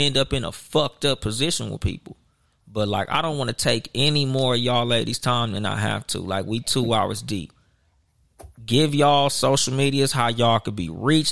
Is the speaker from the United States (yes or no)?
yes; Southern California, United States; I'm from Southern California.